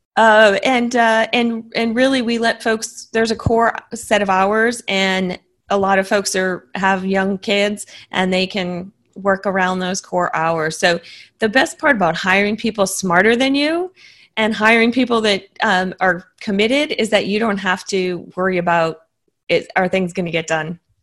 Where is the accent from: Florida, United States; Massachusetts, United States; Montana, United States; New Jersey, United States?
Massachusetts, United States; now in Austin, United States; I grew up in in Massachusetts